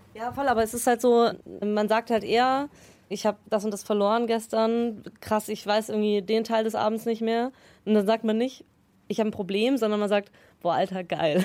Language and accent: German; Tegernsee, Bavaria, Germany; ich bin am Tegernsee zur Schule gegangen